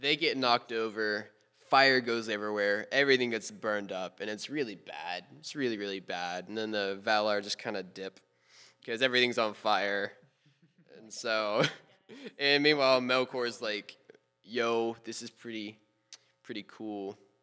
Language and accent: English; Memphis, Tennessee, United States; I was born October sixteenth, two thousand two, to two parents in a hospital in Memphis, Tennessee